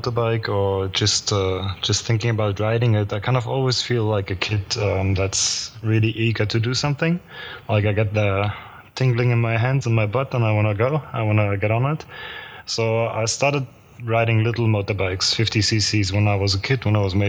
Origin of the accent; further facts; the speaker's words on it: Germany; moved away as an adult; now in Dubai, United Arab Emirates; I'm from Germany.